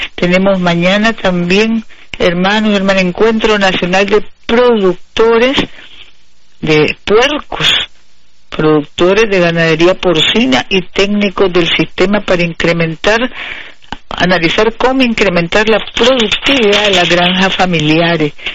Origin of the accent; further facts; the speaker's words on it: Nicaragua; Somos nicaragüenses dignos, orgullosos de nuestra cultura